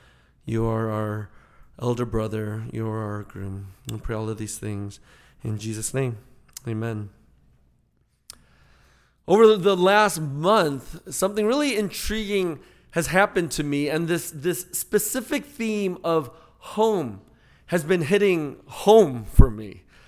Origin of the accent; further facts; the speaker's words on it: Chicago, Illinois, United States; sure enough, at the corner of this street was the first home that we grew up in Chicago.